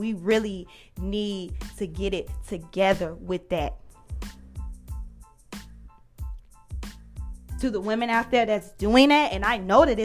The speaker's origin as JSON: {"language": "English", "country": "United States", "said": "We as African American sisters"}